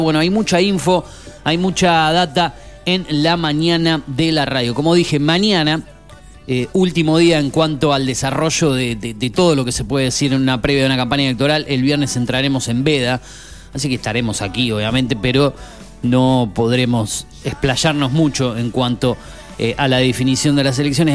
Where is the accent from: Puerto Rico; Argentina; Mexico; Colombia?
Argentina; los argentinos que padecemos este país